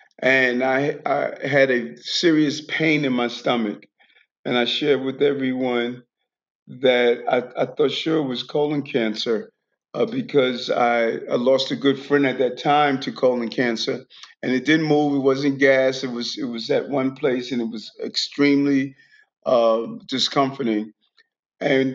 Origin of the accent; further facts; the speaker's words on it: New York City, New York, United States; also born or lived in Queens; I grew up in, I was born in Brownsville, Brooklyn